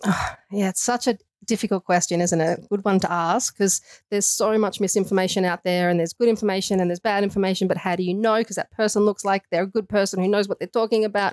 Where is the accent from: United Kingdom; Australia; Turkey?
Australia; accent: Australian; moved away as an adult; also born or lived in San Francisco / Canada; I do have an Australian accent, so I'm putting that out there first. I was born in Australia, but I did move over to Canada um, in my later years.